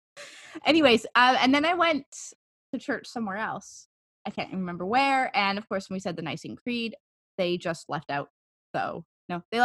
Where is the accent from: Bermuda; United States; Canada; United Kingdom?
Canada; I'm Canadian